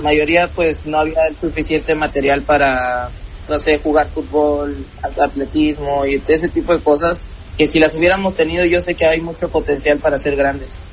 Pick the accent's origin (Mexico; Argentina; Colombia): Mexico; Coatzacoalcos, Veracruz; nosotros vivíamos en Coatzacoalcos